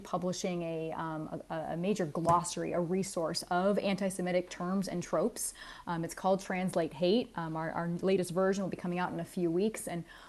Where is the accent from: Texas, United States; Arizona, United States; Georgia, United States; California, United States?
California, United States; Southern; I grew up a Christian in Southern California